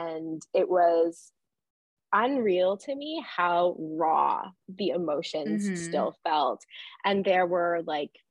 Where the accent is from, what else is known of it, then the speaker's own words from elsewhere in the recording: Barry's Bay, Ontario, Canada; I grew up in Barry's Bay, where the book is set, down a dirt road in the bush on the lake.